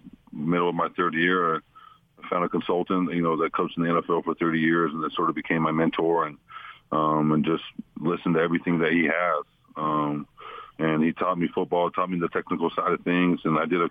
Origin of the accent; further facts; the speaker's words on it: Utah, United States; moved away; come back to my hometown